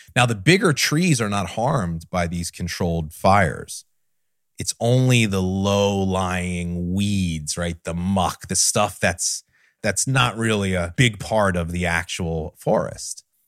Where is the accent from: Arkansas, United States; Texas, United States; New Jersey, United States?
New Jersey, United States; I grew up in South Jersey in the middle of something called the Pine Barrens